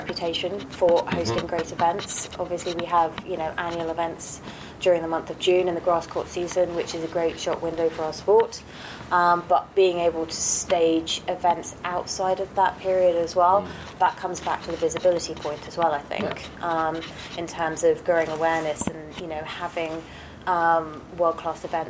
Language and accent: English; United Kingdom; also born or lived in France; I'm British